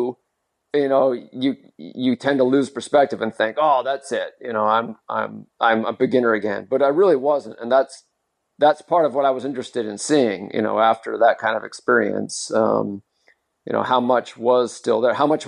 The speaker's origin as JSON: {"language": "English", "town": "Modesto", "region": "California", "country": "United States", "tie": "born or raised there", "said": "my hometown marathon here in California. It's called the Modesto Marathon"}